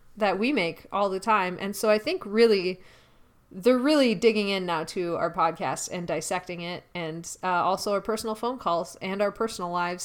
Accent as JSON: {"language": "English", "town": "Milwaukee", "region": "Wisconsin", "country": "United States", "tie": "born or raised there", "said": "our hometown, Milwaukee"}